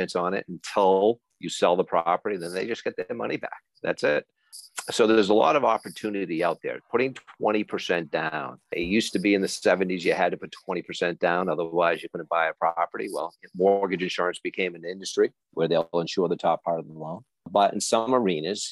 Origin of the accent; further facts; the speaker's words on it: Belmont, Massachusetts, United States; also born or lived in Vermont; I'm a Belmont guy. I grew up in Belmont, went off to college up in Vermont, and then kind of returned to this area.